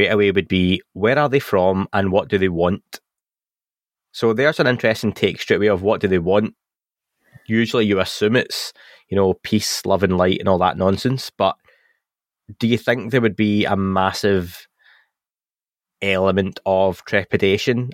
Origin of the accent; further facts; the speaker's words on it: Scotland, United Kingdom; I'm Scottish